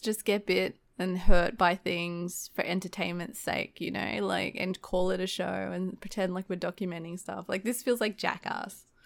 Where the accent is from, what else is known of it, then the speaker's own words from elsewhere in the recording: Australia; accent: fast-paced Australian; I'm actually really self-conscious about my, um, my accent. Um, especially when I have to order things and I always try to, like, articulate my words and try to slow down my fast-paced Australian talking.